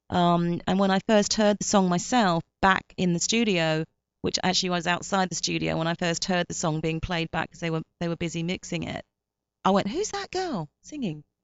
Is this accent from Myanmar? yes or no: yes; Myanmar; now in United States; I'm Burmese English, uh, which is kind of weird because I'm Burmese English and I'm in America now